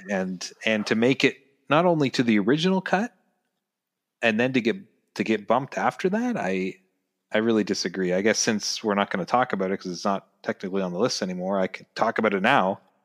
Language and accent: English; Ontario, Canada; as obviously the two of us being Canadian and and me still living in Canada